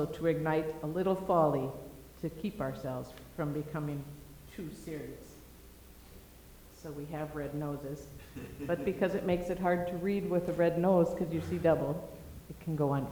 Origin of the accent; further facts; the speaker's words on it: Minnesota, United States; moved away; I grew up in Minnesota, small town in Minnesota